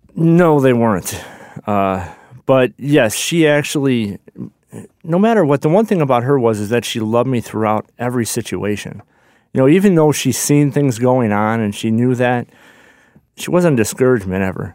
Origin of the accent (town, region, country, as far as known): Chicago, Illinois, United States; born or raised there; also born or lived in Johnson City